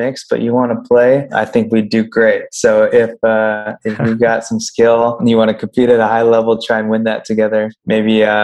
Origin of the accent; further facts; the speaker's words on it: San Diego, California, United States; now in Boise, United States; My family and I was raised in San Diego, California.